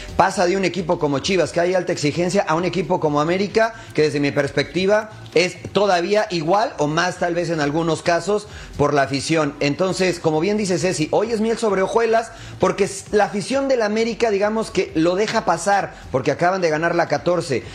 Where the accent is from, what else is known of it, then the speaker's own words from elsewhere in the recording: Mexico; now in United States; Yo nací en México